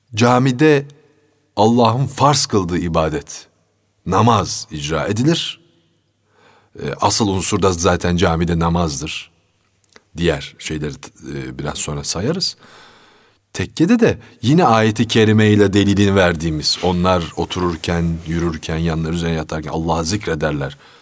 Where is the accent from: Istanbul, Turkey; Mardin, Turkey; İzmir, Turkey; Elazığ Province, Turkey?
Istanbul, Turkey; also born or lived in Fatih, Istanbul; Fatih doğumluyum ama Zeynep Kamil'de sonra yani 3 4 yaşından sonra falan Zeynep Kamil'e taşınmışız. Kartal Baba Hazretleri'nin arka hmm. sokağına. Üsküdar malum camileri çok olan bir beldedir